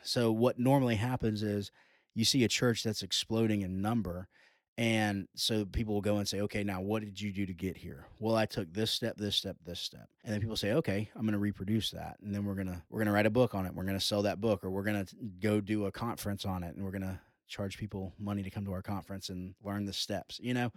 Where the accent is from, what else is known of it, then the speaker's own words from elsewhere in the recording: Georgia, United States; the heart of our culture is growing up in the Southern Baptist churches, uh, specifically here in Georgia